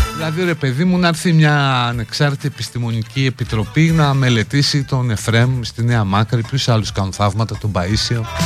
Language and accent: Greek; Greece; εμείς ως Έλληνες